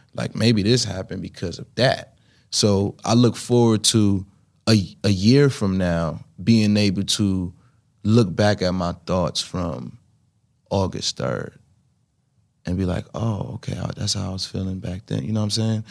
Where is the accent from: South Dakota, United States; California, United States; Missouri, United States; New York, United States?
New York, United States; New York City; growing up in Brooklyn trying to make it